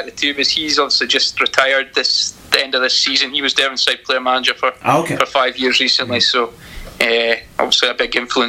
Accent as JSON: {"language": "English", "town": "Macduff", "region": "Scotland", "country": "United Kingdom", "also_born_or_lived": "Ladysbridge", "said": "I'm based up in what's actually Ladysbridge now, but just outside Banff. I'm from Macduff in Banff, so been involved in football since I was able to walk, basically, but around here."}